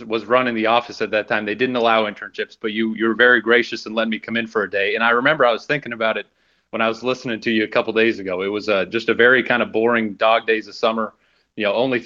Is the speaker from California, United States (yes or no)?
yes; Sacramento, California, United States; moved away